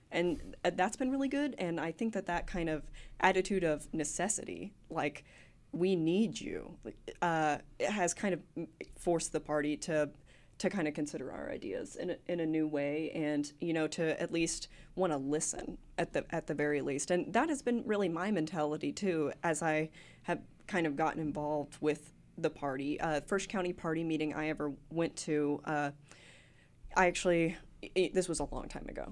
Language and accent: English; Gravette, Arkansas, United States; born or raised there; also born or lived in Hope, Arkansas / Smackover, Arkansas